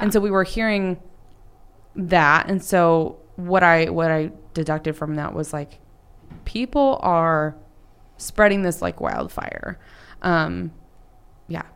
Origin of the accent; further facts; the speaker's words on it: Dallas, Texas, United States; in the North Dallas area